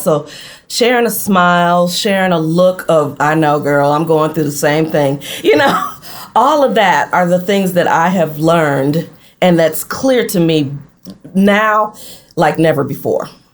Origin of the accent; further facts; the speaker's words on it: Flint, Michigan, United States; moved away as an adult; also born or lived in Detroit, Michigan; now in Gulfport, United States; my mom and I relocated to Detroit from Flint mm-hmm. in 1990